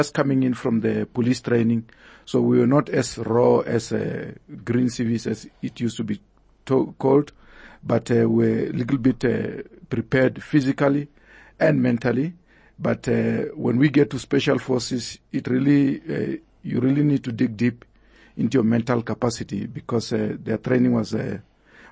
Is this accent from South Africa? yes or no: yes; Venda, Limpopo, South Africa; moved away as an adult; I was just coming from Venda